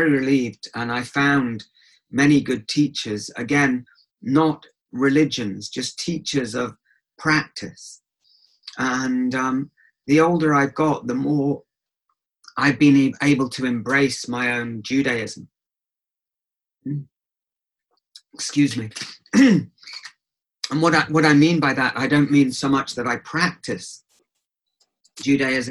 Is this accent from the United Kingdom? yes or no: yes; England, United Kingdom; I grew up in England, so not in Israel, so I'm not Israeli.